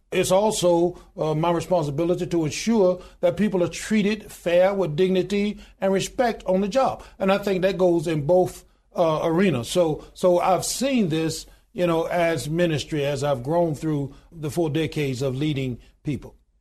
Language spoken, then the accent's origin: English; Goodwater, Alabama, United States; born in a little small town in Goodwater, Alabama, population twelve hundred and ninety-two today